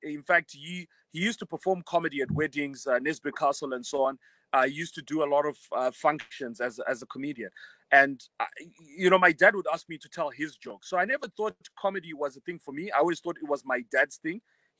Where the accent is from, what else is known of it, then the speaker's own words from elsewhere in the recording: Harare, Zimbabwe; also born or lived in Bulawayo / Mutare / Marondera; when I grew up in Bulawayo, my parents split up, so I moved around with my mom. Lived in Mutare, Marondera, Harare. Eventually went to school at Prince Edward. So I spent most of my time in Harare, I would say.